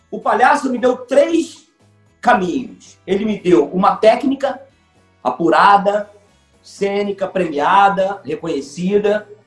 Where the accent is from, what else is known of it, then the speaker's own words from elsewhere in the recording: Rio de Janeiro, Brazil; Eu nasci na Abolição. Na Abolição é subúrbio do Rio de Janeiro, chamado subúrbio da Central.